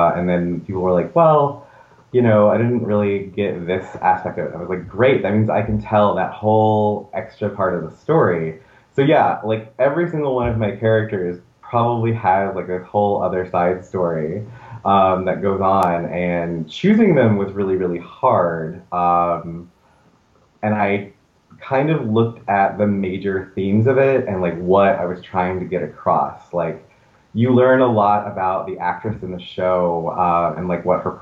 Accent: the South, United States; moved away as an adult; now in New York City, United States; I grew up, you know, in the South, and I just wanted to get to New York City

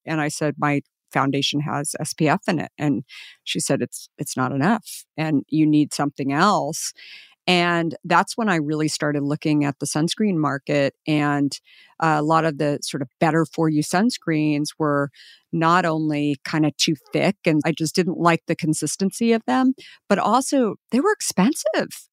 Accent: Scottsdale, Arizona, United States; I grew up in Scottsdale.

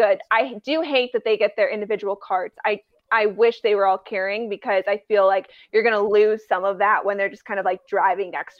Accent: Colorado, United States; I was born in Colorado

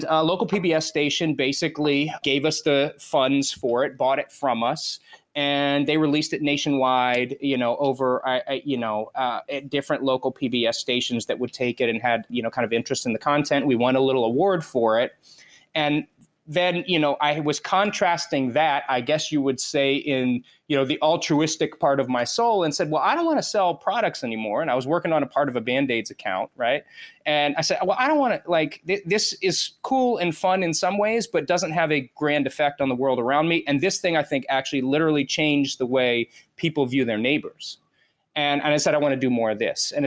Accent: South Florida, United States; moved away as an adult; also born or lived in Los Angeles; most of your life growing up in South Florida, everybody is an immigrant. I mean, my entire neighborhood was immigrants

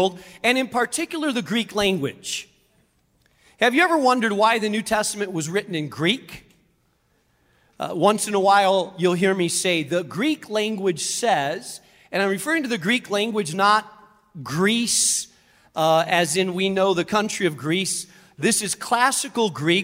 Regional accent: Spain; moved away; I grew up in Spain, and there are many, many bridges, aqueducts, roads

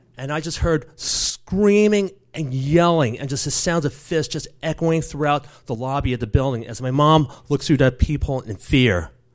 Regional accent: New York City, New York, United States; As a seven-year-old growing up in the Bronx, first generation American in the early eighties

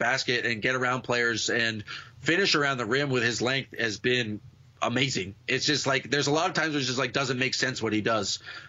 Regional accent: Boston, Massachusetts, United States; as a Bostonian

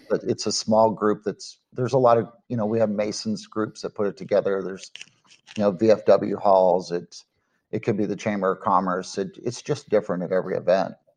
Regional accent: Dallas-Fort Worth area, Texas, United States; I'm from the Dallas-Fort Worth area here in Texas

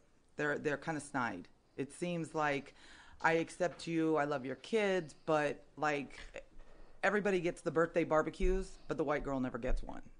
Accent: San Diego, California, United States

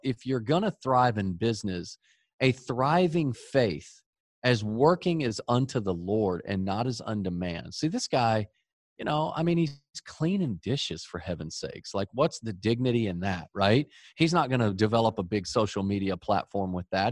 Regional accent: Dallas, Texas, United States; We grew up in Dallas, Texas, the home of the greatest football team ever the Dallas Cowboys

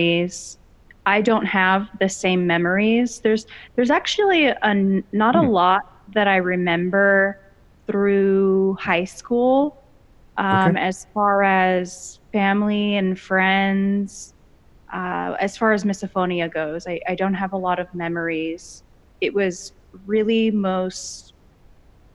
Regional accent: Los Angeles County, Southern California, United States; I was born and raised in Southern California, specifically Los Angeles County

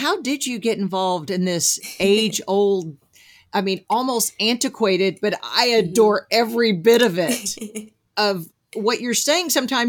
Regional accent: New Jersey, United States; born there; and you know, I was born in Jersey, but I definitely developed Southern accent, Southern.

